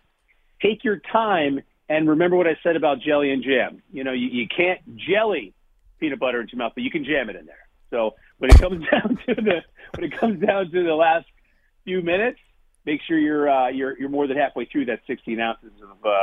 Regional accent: New Jersey, United States; moved away as an adult; also born or lived in Brooklyn, New York; I'm from New Jersey. I've lived in Brooklyn for a really long

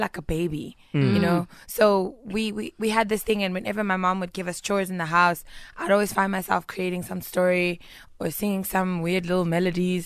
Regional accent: Pretoria, Gauteng, South Africa; also born or lived in Tembisa; I'm from Pretoria West.

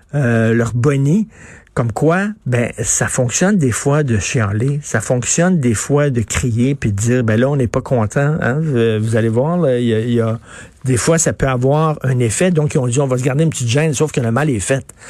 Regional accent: Montreal, Quebec, Canada; je viens d'un milieu très modeste. Je viens de Verdun, mon père travaillait dans une shop

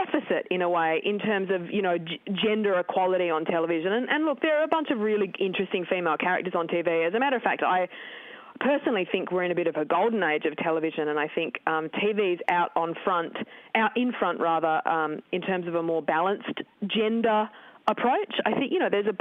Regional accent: Tasmania, Australia; I grew up in Tasmania in the 80s and 90s

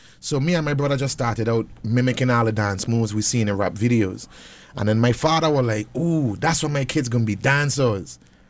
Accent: Charlotte Amalie, U.S. Virgin Islands; moved away; growing up in the Virgin Islands

